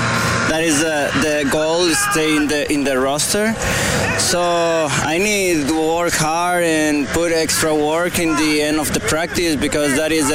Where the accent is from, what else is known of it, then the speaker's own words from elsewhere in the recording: Monterrey, Nuevo León, Mexico; moved away; I'm from Monterrey, Mexico, and my university is Autónoma de Nuevo León.